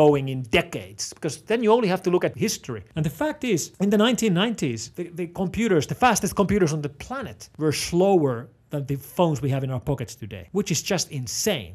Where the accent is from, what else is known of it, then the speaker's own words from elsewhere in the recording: Finland; first language Finnish; English is a second language; I'm not an English speaker. I speak Finnish. Finnish is my home language, but I need to use English professionally.